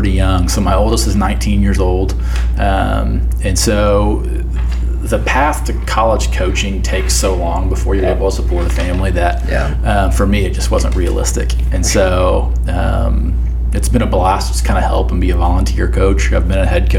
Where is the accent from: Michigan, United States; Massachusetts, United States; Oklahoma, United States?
Oklahoma, United States; Oklahoma City; moved away; also born or lived in Indianapolis / Sedalia; I grew up in Oklahoma City